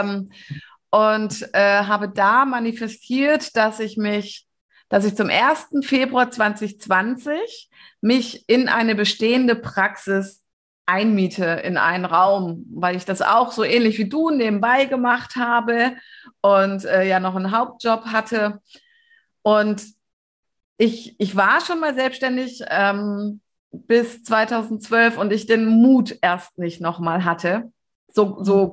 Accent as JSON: {"language": "German", "region": "Lower Saxony", "country": "Germany", "tie": "born or raised there", "moved": "yes", "said": "mein Zuhause, wo ich geboren bin und so, das habe ich ja mit ähm, oder mein das Bundesland, also Niedersachsen, wo ich ursprünglich herkomme, das habe ich vor ähm, 20 Jahren, nee, 22 Jahren verlassen"}